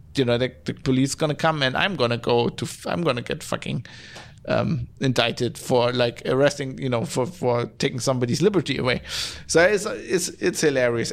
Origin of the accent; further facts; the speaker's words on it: West Germany, Germany; I'm from West Germany